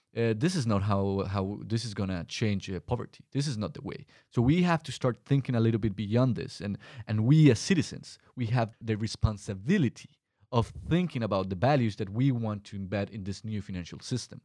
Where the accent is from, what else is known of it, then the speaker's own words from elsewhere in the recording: Colombia; moved away as an adult; my home country, Colombia